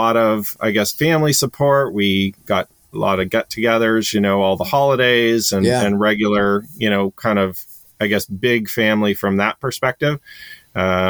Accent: Canada; moved away; I grew up in Canada, so I'm originally Canadian.

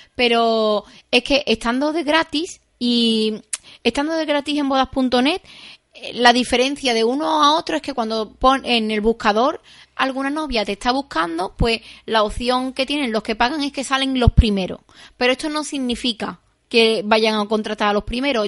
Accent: Seville, Andalusia, Spain; now in Arahal, Spain; yo soy de Sevilla

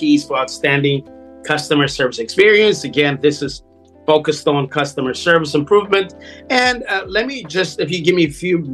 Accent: Ethiopia; now in United States; I was born in Ethiopia. I came about 35 years ago to the U.S. and became migrated here 35 years

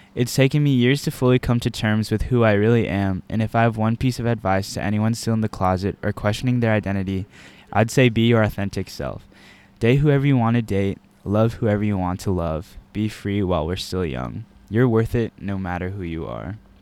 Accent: Texas, United States; moved away as an adult; now in Virginia, United States; I'm from Texas

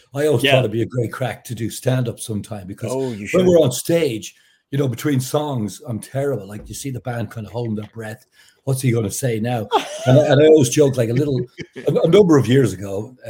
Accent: Ireland; moved away as an adult; also born or lived in Dublin; now in United States; I grew up in Ireland with a dad that was a massive joker

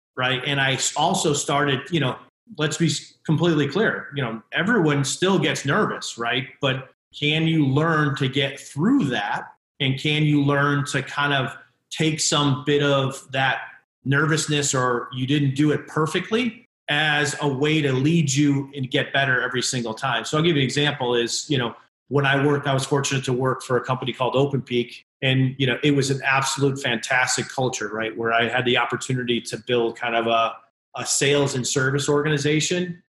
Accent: Connecticut, United States; moved away as an adult; also born or lived in Omaha, Nebraska / Denver / Minneapolis; now in Chicago, United States; I grew up in Connecticut

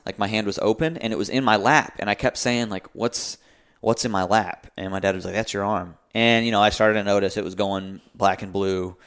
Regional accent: Raleigh, North Carolina, United States; born and raised in Raleigh

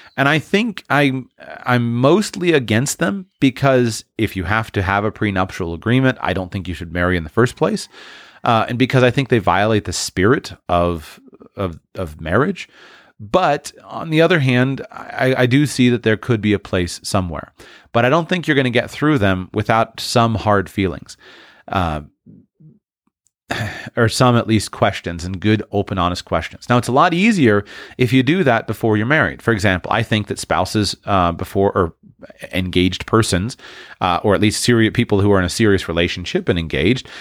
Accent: United States; as an American

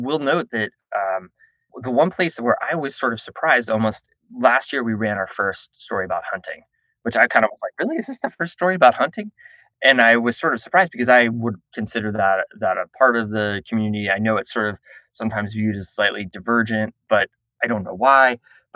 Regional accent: Southern Florida, United States; I grew up in Southern Florida near the Intercoastal Waterway.

